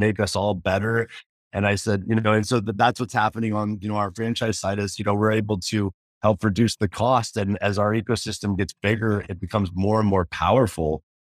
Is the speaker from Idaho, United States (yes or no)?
yes; Idaho, United States; I grew up in Idaho, I grew up in, you know, Potato Town